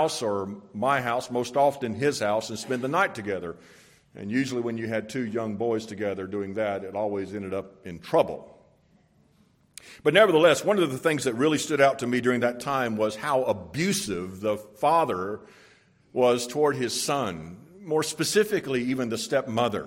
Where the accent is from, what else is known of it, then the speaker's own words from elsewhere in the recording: Florida, United States; When I was a boy and a young teen, I grew up in Florida